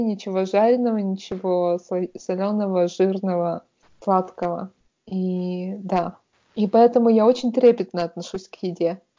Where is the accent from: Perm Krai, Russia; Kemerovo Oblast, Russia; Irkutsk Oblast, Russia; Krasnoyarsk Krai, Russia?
Perm Krai, Russia; Perm; moved away; с тех пор, как я уехала из Перми